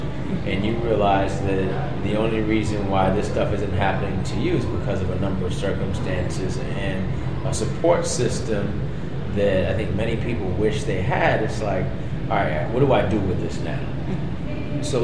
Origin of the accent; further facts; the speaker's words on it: New York City, New York, United States; I grew up in Brooklyn. I grew up in Fort Greene, in pre-gentrified Brooklyn